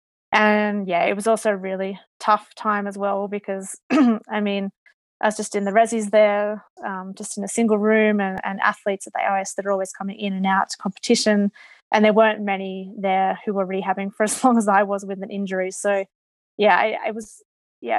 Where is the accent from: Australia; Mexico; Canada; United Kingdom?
Australia; as an Australian